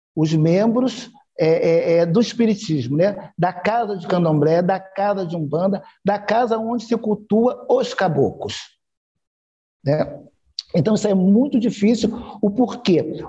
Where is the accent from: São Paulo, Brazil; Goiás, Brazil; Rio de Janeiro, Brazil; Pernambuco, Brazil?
Rio de Janeiro, Brazil; eu sou do Rio, do Rio de Janeiro